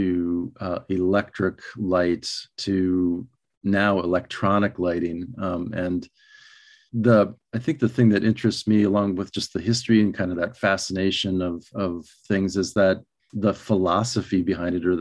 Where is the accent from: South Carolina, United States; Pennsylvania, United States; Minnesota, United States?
Minnesota, United States; moved away as an adult; also born or lived in Albuquerque, New Mexico; when I was a kid growing up in Minnesota